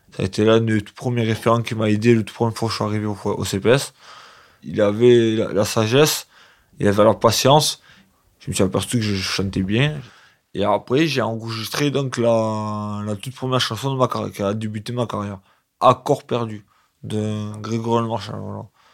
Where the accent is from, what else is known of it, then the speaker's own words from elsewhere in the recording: Sénas, Provence-Alpes-Côte d'Azur, France; also born or lived in La Roque-d'Anthéron; J'ai grandi à Sénas, chez mes parents